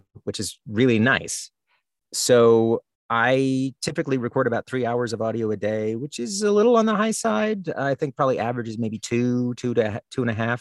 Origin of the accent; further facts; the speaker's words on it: the South, United States; moved away; I'm from the South originally, and I have lots of weird turns of phrase that nobody else recognizes.